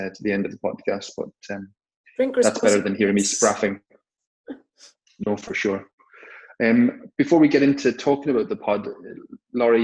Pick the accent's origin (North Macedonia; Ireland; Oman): Ireland; Cork, Munster; growing up in Cork, and we've got two major stout companies in Cork